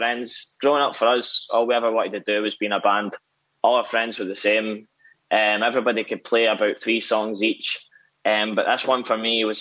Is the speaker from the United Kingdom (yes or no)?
yes; Whitburn, Scotland, United Kingdom; I'm from a small town in central Scotland called Whitburn.